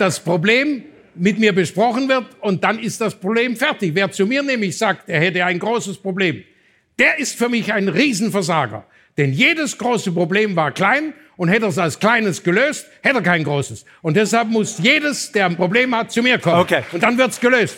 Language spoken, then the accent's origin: German; Swabia, Baden-Württemberg, Germany; als Schwabe